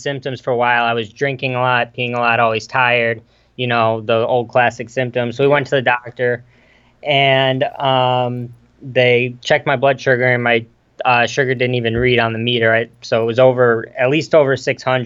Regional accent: Geneva, Illinois, United States; I'm from Geneva, Illinois. It's about an hour west of Chicago.

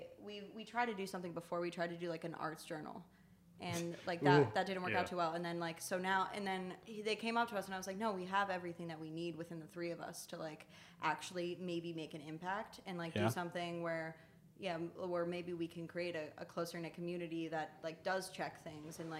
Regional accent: Coraopolis, Pennsylvania, United States; also born or lived in Pittsburgh; I grew up in Coriopolis, which is a little outside of here.

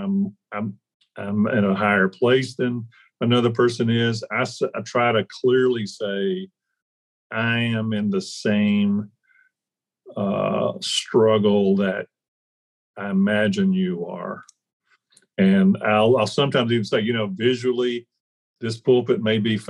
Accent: Deep South, United States; I grew up in the Deep South

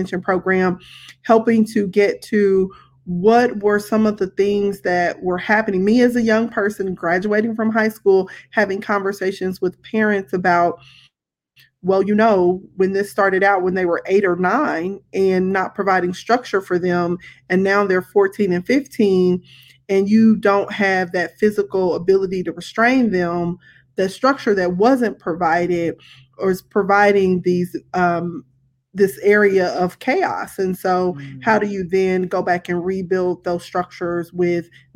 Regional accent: Kansas City, Missouri, United States; I grew up here in Kansas City

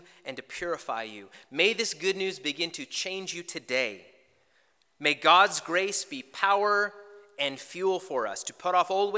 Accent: Canada; Canadians, you got to know, we are the nicest, most polite people you can meet

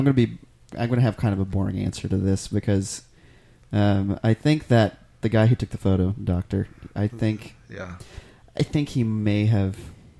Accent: Grand Lake, Oklahoma, United States; I grew up around Grand Lake

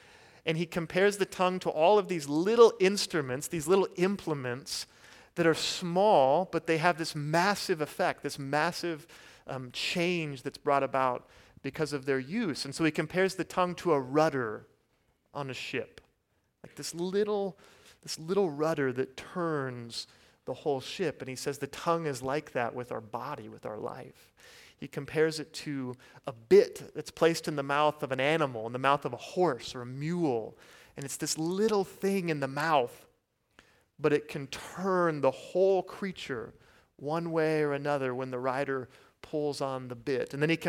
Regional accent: Kansas, United States; And so I'm from Kansas, and so of course I don't have an accent, right?

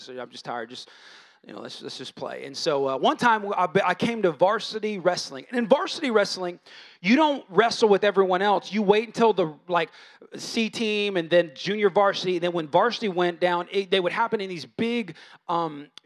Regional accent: United States; I'm American

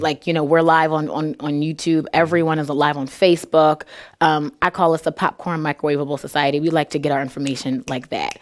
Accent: Philadelphia, Pennsylvania, United States; moved away as an adult; now in Peoria, United States; I grew up there

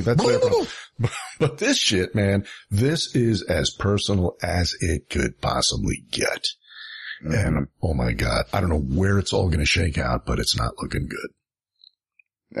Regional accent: New York City, New York, United States; I grew up in Elmhurst and Rego Park.

